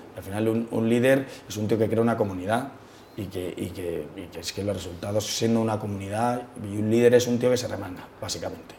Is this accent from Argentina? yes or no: no; Madrid, Community of Madrid, Spain; todo el mundo se piensa que somos de fuera, pero somos madrileños